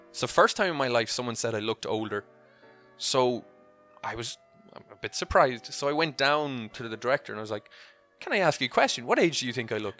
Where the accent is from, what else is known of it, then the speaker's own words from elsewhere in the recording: Clonmel, Munster, Ireland; moved away as an adult; also born or lived in Dubai / Italy; now in Cork, Ireland; The town I'm from is called Clonmel